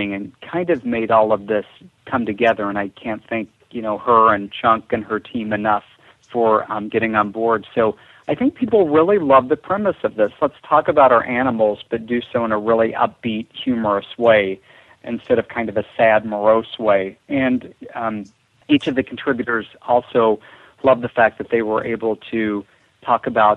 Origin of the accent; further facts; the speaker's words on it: Missouri Ozarks, United States; I grew up in the Missouri Ozarks